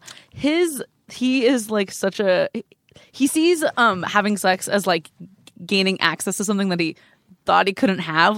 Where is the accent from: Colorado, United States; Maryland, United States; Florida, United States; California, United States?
California, United States; Glendale; From Glendale, California.